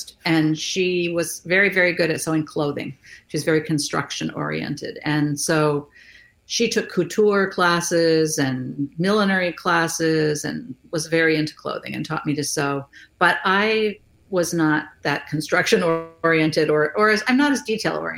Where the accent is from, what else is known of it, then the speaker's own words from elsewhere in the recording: California, United States; now in Iowa City, United States; I grew up in California